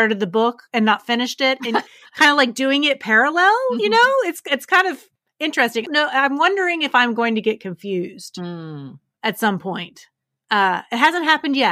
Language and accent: English; West Virginia, United States; moved away; I'm originally from West Virginia